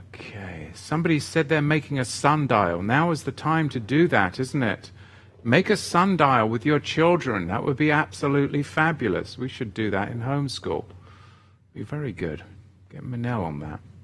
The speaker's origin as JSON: {"language": "English", "region": "England", "country": "United Kingdom", "tie": "born or raised there", "moved": "yes", "lives_now": "Oregon, United States", "said": "when I was a boy growing up in England"}